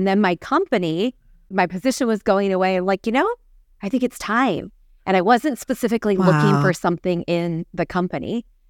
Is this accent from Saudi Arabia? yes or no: yes; Saudi Arabia; You know, going back to me growing up in Saudi Arabia, we're like, okay, that might be fun for our family to have that opportunity to do together.